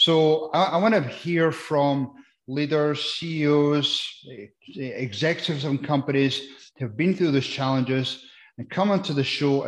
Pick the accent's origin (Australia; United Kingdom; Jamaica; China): United Kingdom; Scotland; now in United States; So, I came across the States from Scotland, and I didn't really have much going on, but I've now built myself a great life by working my way through the challenges